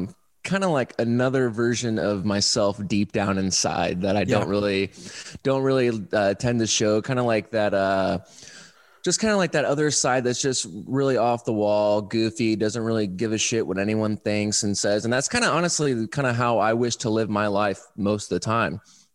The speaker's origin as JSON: {"language": "English", "town": "Fort Wayne", "region": "Indiana", "country": "United States", "moved": "as an adult", "lives_now": "Austin, United States", "said": "I'm from Fort Wayne"}